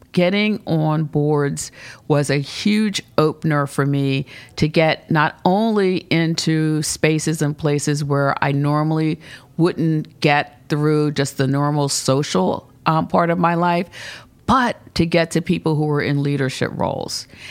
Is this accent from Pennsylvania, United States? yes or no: yes; Philadelphia, Pennsylvania, United States; also born or lived in Charlottesville, Virginia / Baltimore, Maryland / North Garden, Virginia; grew up initially in North Philadelphia, and we moved to West Philadelphia and, uh, lived there for a number of years.